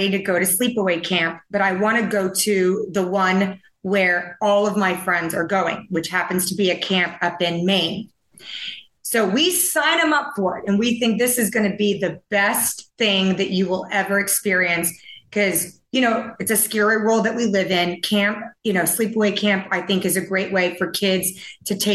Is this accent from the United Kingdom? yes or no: no; Taiwan; moved away; I grew up in Taiwan